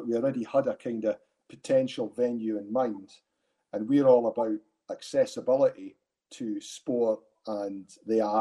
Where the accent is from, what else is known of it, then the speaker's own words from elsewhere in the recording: Arbroath, Scotland, United Kingdom; now in Dundee, United Kingdom; I grew up in Arbroath, so that's where my interest is. I stay up in Dundee now, but I was schooled in Arbroath and grew up in the town.